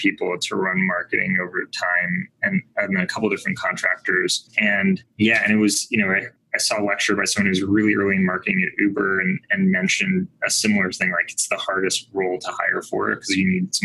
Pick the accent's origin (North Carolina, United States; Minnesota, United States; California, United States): California, United States; Bay Area; I grew up in the Bay Area